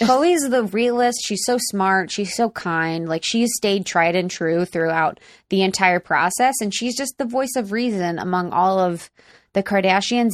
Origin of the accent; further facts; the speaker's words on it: Cincinnati, Ohio, United States; now in Los Angeles, United States; I grew up in the beautiful Cincinnati, Ohio